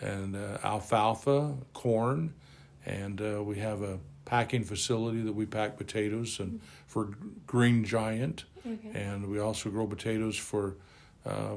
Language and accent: English; Aberdeen, Idaho, United States; I was born and raised in Aberdeen, Idaho